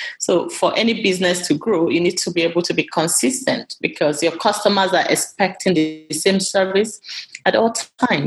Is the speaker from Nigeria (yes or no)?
yes; Nigeria; moved away; my restaurant back home